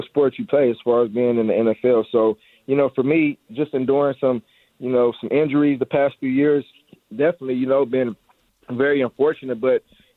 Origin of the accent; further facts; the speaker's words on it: Long Beach, California, United States; moved away; back in my hometown